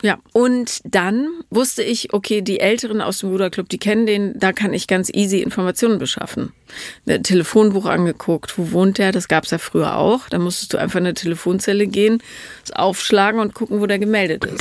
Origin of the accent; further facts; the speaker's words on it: Rhineland, Germany; ich komme ja aus dem Rheinland